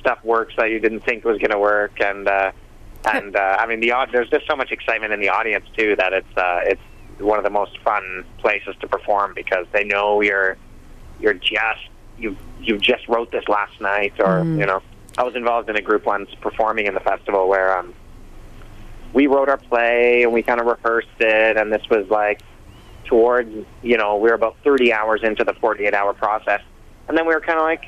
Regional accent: Alberta, Canada; now in Vancouver, Canada; I'm born and raised in Alberta, and me and my brother actually are two of the main members of …, and we're from Alberta.

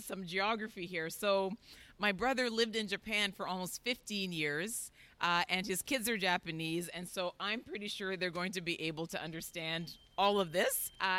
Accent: Jamaica; I'm a Jamaican. I'm a Jamaican.

